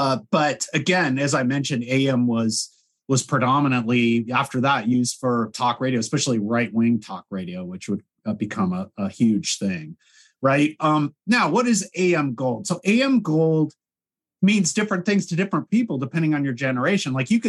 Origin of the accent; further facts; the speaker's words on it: Los Angeles, California, United States; we grew up in Los Angeles